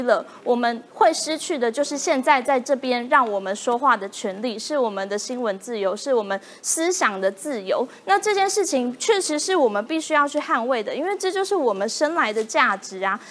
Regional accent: Taiwan; 在台湾土生土长， 然后在这块土地接受民主的滋养

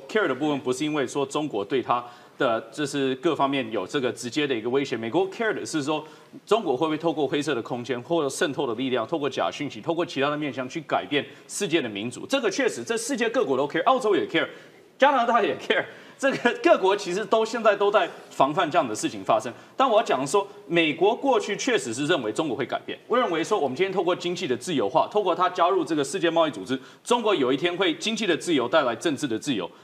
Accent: Taiwan; 从我们台湾人自己的价值来说

